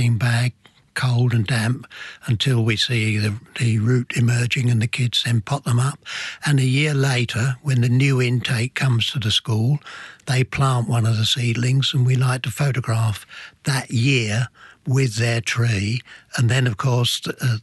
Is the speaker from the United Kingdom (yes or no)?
yes; England, United Kingdom; thinking myself as an Englishman